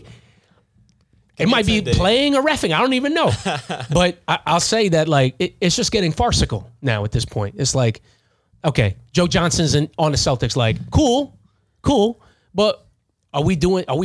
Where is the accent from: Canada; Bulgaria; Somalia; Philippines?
Philippines; But I'm Filipino. I know what it's like to be from a third world country